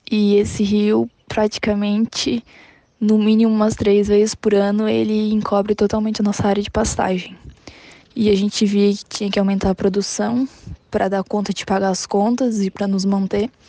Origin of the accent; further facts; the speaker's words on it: São Martinho, Brazil; sou do município de São Martinho, tenho 19 anos